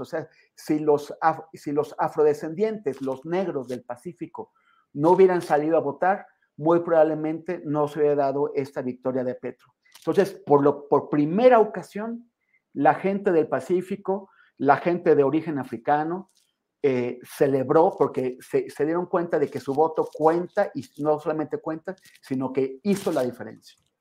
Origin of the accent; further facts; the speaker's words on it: Mexico; siendo un mexicano